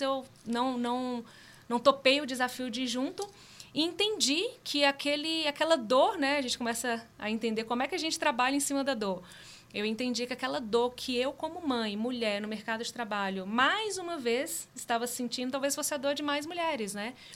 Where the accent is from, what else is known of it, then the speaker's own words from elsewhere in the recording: northern Minas Gerais, Brazil; eu sou mineira lá do norte de Minas, criada numa família de muitas mulheres incríveis